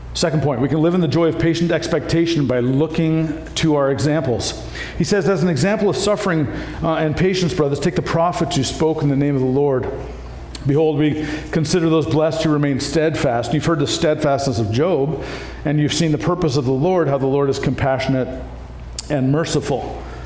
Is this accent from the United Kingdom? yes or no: no; Canada; moved away; also born or lived in Iowa, United States; I grew up with farmers in Canada as well